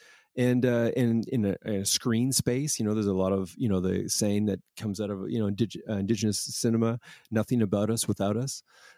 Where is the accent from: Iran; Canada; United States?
Canada; Toronto, Ontario; oh, that's where I'm from. I'm from Toronto.